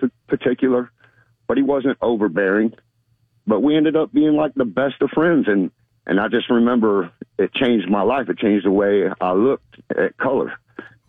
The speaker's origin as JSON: {"language": "English", "region": "Florida", "country": "United States", "tie": "born or raised there", "also_born_or_lived": "Germany", "said": "I'm born and raised in Florida, and I was a young man. I went in the military at 18 and went over to Germany."}